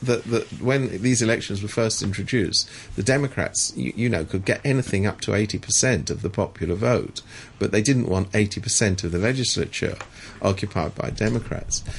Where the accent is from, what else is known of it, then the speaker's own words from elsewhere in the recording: United Kingdom; as somebody British